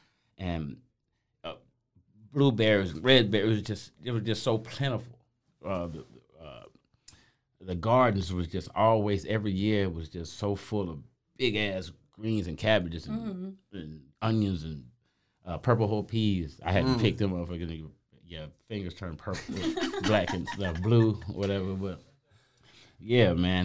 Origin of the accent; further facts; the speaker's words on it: St. Petersburg, Florida, United States; also born or lived in Pontiac, Michigan; I'm originally from St. Petersburg, Florida